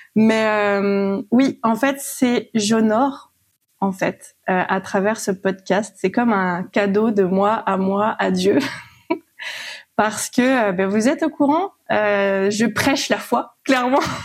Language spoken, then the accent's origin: French; Réunion; moved away; Je suis à plus de 6 000 kilomètres de, de mon pays d'origine. J'ai quitté la Réunion